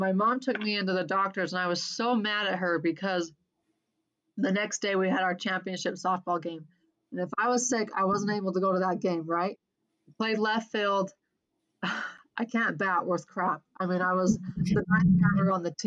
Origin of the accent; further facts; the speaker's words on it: Clinton, Utah, United States; also born or lived in Cache Valley, Utah / Portland, Oregon; I grew up in Clinton. The funny thing is I grew up in the exact same house I currently live in. My parents bought this house brand new I was 8 years old. We moved from Cache Valley to Davis County.